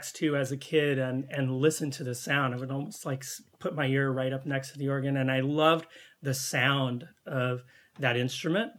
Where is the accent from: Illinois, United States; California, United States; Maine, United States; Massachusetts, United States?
California, United States; moved away as an adult; also born or lived in Central Valley, California / Humboldt County, California / Chicago; now in Canada; I was born and raised in California on the best coast